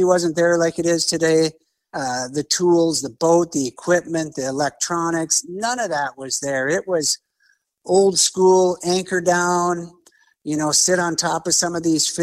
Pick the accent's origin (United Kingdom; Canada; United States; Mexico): United States; Bismarck, North Dakota; I grew up here in Bismarck, North Dakota. So I kind of never left my home grounds